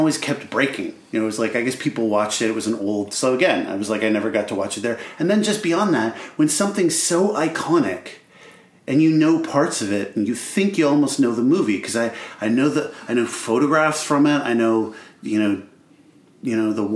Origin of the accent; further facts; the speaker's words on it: Brampton, Ontario, Canada; I grew up in Brampton